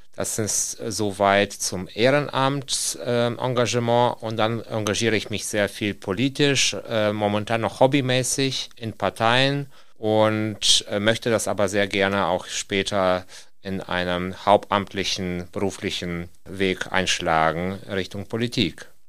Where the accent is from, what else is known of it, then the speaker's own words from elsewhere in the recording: Kyiv, Ukraine; German is a second language; now in Osnabrück, Germany; Ursprünglich komme ich aus der Stadt Kiew